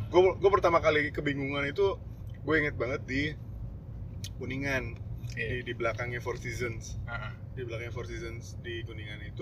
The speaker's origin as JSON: {"language": "Indonesian", "town": "Depok", "region": "West Java", "country": "Indonesia", "said": "dari kan gue dari Depok kan"}